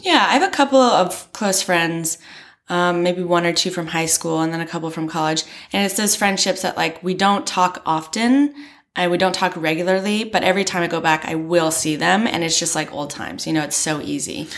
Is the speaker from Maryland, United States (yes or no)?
yes; Maryland, United States; moved away as an adult; also born or lived in Florida; now in Beijing, China; I'm from Maryland, which is on the East Coast